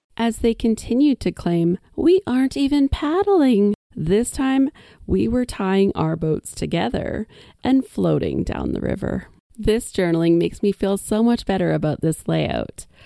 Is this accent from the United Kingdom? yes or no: no; Whitecourt, Alberta, Canada; my hometown